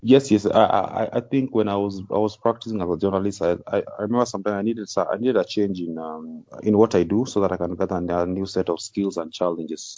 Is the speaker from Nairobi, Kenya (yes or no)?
no; Kisumu, Kisumu County, Kenya; also born or lived in Nakuru County / Siaya County / Kakamega; most of my childhood I can just bear it in Kisumu County. That's why I usually say Kisumu is home